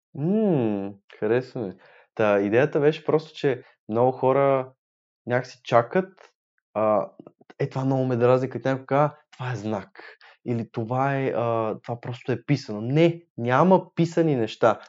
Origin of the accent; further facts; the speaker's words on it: Sofia, Sofia City, Bulgaria; от един квартал сме, разбирате ли? От Иван Вазов сме, Южните махали